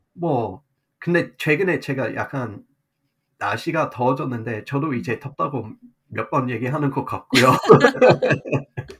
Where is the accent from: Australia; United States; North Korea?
Australia; Korean is a second language; moved away as an adult; also born or lived in Seoul, South Korea / Miryang, South Korea; 호주 사람으로서 처음에 한국에 갔을 때는